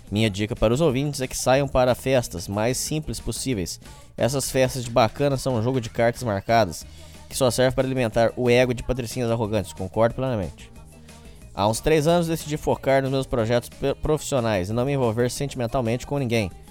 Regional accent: Petrolina, Pernambuco, Brazil; Sou de Petrolina, no interior de Pernambuco.

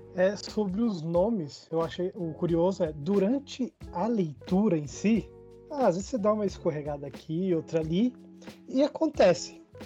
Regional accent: Brasília, Federal District, Brazil; sou de Brasília

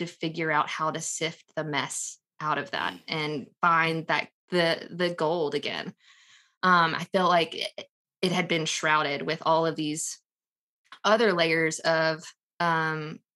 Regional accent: Texas, United States; I'm a born and raised Texan, have been in Texas my entire life

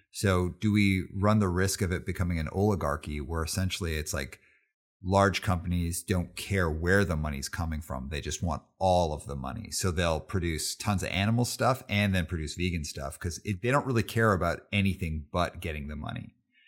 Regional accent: Calgary, Alberta, Canada; But I grew up in Calgary, Alberta. So it was like really tough to find stuff.

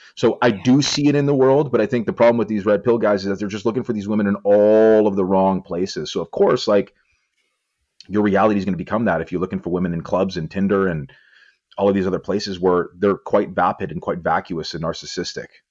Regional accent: Vancouver, British Columbia, Canada; I'm well known in my hometown of Vancouver because I own a gym

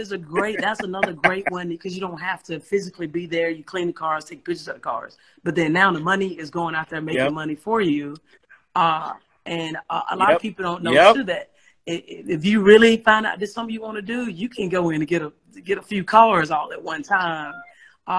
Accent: Starkville, Mississippi, United States; moved away as an adult; also born or lived in Birmingham, Alabama; I'm originally from Mississippi, from Starkville, Mississippi, but I came to Alabama, Birmingham, on a basketball scholarship

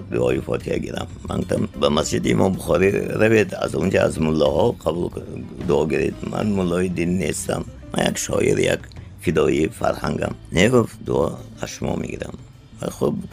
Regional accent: Tajikistan; ман миллатгарон нестам ман миллатдӯстам ман тоҷикам ва ҳамин забони миллатиман дӯст медорам

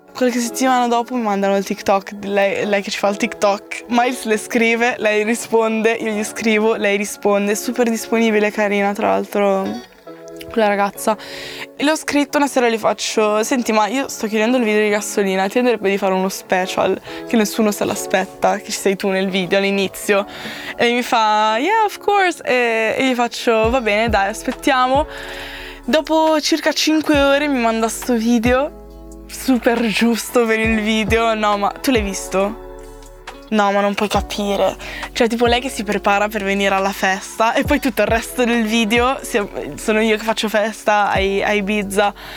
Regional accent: La Spezia, Liguria, Italy; now in Milan, Italy; a casa mia, a Spezia

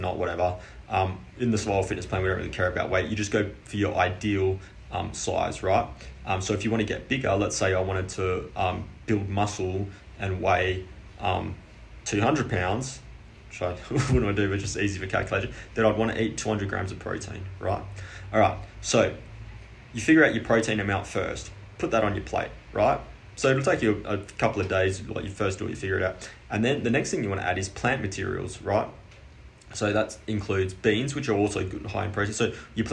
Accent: Australia; I'm Australian

